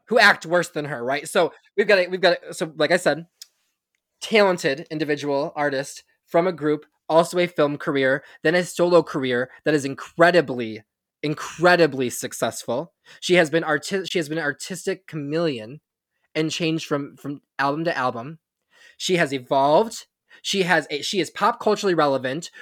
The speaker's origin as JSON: {"language": "English", "region": "Michigan", "country": "United States", "said": "we are both from Michigan"}